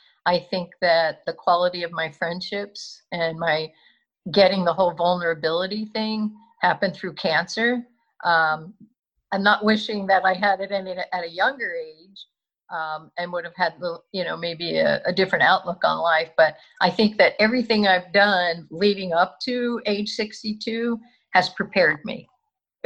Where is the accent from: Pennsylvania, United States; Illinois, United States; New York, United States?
Pennsylvania, United States; Philadelphia; I'm from the Northeast. I went to Archbishop Ryan. I went to college locally